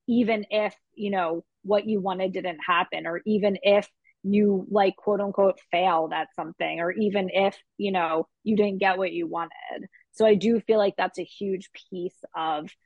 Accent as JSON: {"language": "English", "town": "Philadelphia", "region": "Pennsylvania", "country": "United States", "tie": "born or raised there", "said": "growing up in Philadelphia"}